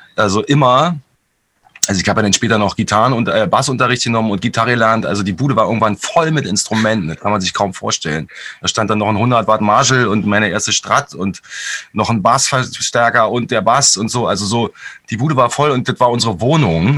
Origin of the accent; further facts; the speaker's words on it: Berlin, Germany; ich bin mit meiner Mutter aufgewachsen in Hellersdorf in, einer, in einer, so einer Neubauplatte.